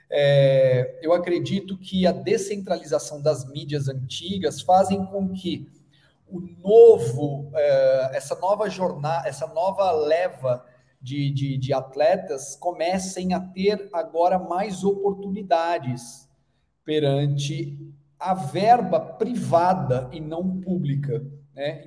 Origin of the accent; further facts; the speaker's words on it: Brazil; also born or lived in Australia; que sou brasileiro